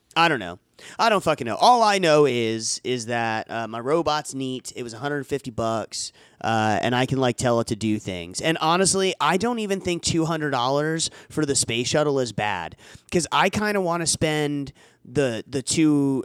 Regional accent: Florida, United States; now in Tennessee, United States; we're from Florida and, you know, I'm in Tennessee

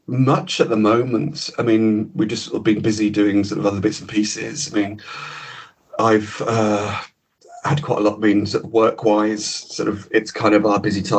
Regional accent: Cambridge, East of England, United Kingdom; moved away; also born or lived in Leeds; I grew up in Cambridge, or a village just outside Cambridge

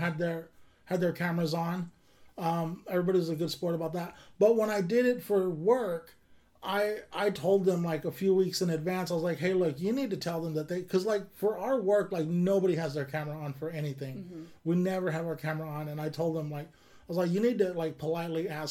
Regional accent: Kern County, California, United States; born or raised there; now in Sacramento, United States

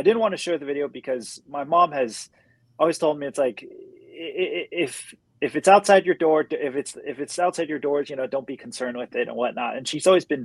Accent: United States; growing up in America

